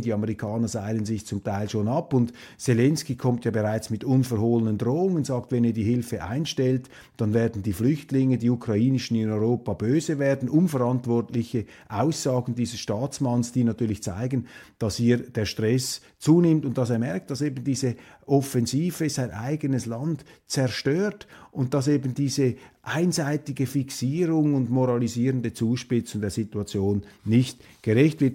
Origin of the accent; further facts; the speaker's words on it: Switzerland; als Schweizer